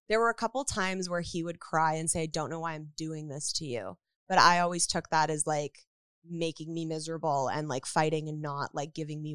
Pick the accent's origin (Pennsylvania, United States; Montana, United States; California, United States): California, United States; Woodland Hills; Woodland Hills.